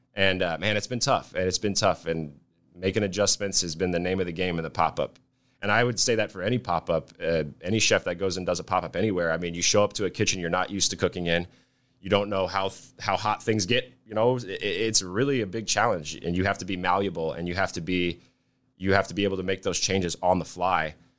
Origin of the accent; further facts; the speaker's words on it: Nebraska, United States; also born or lived in Hawaii; came back to Nebraska. Uh, I grew up here. I'm not from Hawaii or anything.